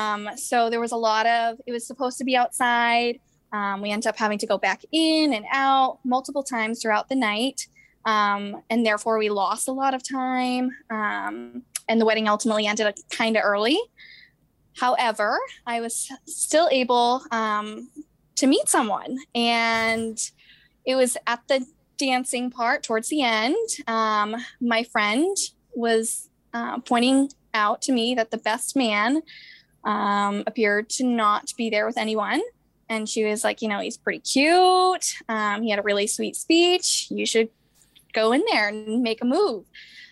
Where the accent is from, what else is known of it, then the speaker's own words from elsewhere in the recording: Boston, Massachusetts, United States; I'm 27 and from the Boston